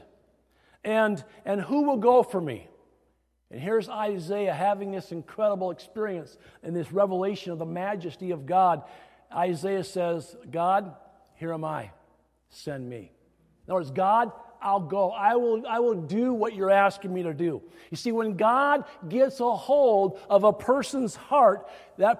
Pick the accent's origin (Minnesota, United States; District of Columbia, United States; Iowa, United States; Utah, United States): Iowa, United States; growing up in the Midwest, specifically Iowa